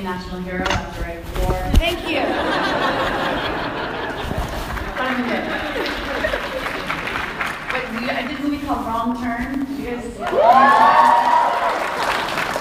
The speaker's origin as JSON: {"language": "English", "town": "Watertown", "region": "Massachusetts", "country": "United States", "tie": "born or raised there", "said": "we were growing up in Watertown, outside of Boston"}